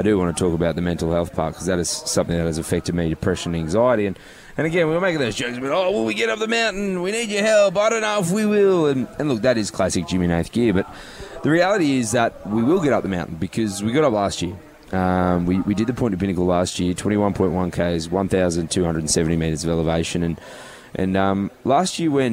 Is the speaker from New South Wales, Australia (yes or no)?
no; Goondiwindi, Queensland, Australia; I grew up in Gundawindi, a small country town